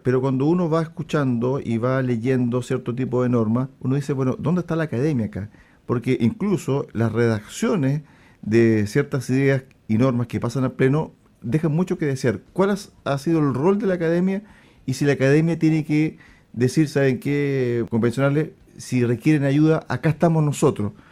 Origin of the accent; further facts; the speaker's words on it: Chile; nosotros como sociedad chilena